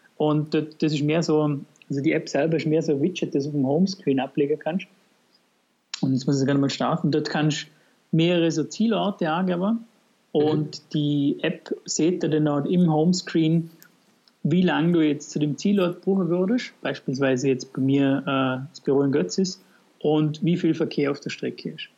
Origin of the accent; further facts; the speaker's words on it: Vorarlberg, Austria; bei uns in Vorarlberg